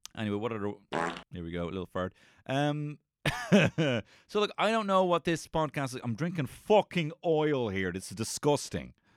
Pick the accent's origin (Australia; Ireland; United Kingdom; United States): Ireland